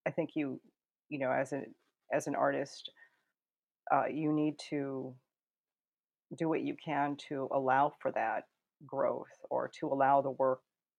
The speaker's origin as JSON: {"language": "English", "town": "Eagle River", "region": "Alaska", "country": "United States", "tie": "born or raised there", "also_born_or_lived": "Anchorage, Alaska", "said": "I was born in Anchorage, Alaska, and grew up in Eagle River, Alaska, just a little northeast of Anchorage"}